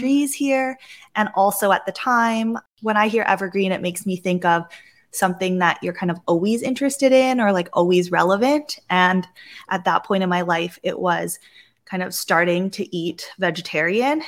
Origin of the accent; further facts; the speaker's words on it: Vancouver, British Columbia, Canada; growing up in Vancouver and on the Pacific Northwest